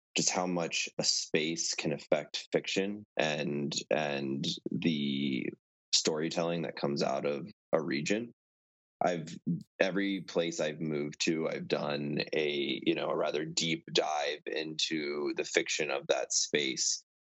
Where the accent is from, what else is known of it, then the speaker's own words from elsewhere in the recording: Virginia, United States; moved away as an adult; also born or lived in Maryland / Colorado / Montana; now in Maine, United States; So I was born in Maryland, um, really grew up in Virginia